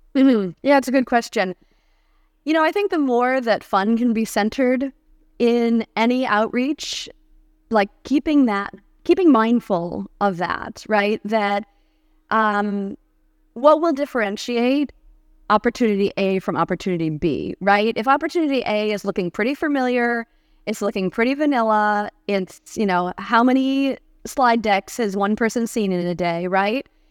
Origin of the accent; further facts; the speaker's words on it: Cleveland, Ohio, United States; now in Santa Barbara, United States; I grew up in Cleveland, Ohio. Uh, even though I'm now based in Santa Barbara, California, I like to say I'm a proud Californian with Midwestern roots